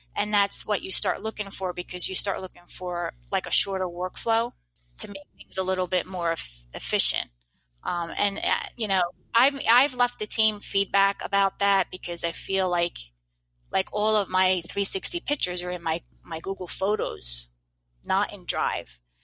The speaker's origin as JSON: {"language": "English", "region": "New Jersey", "country": "United States", "said": "I'm from New Jersey."}